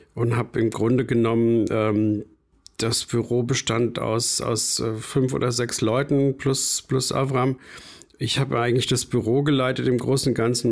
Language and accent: German; rural Bavaria, Germany; moved away; also born or lived in Frankfurt / Munich; Ich bin auf dem bayerischen, wirklich auf dem Plattenland aufgewachsen